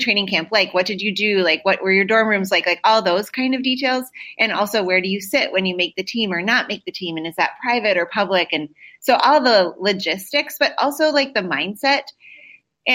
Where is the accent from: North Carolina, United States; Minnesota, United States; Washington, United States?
Minnesota, United States; I'm from Minnesota, so hockey's really big here